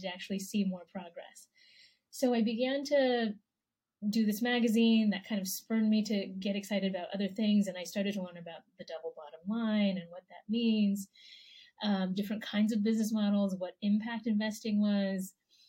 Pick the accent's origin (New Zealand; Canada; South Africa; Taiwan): Taiwan; born there; I was born in Taiwan. My parents are from China. So I would say, yeah, Asian American, Taiwanese American.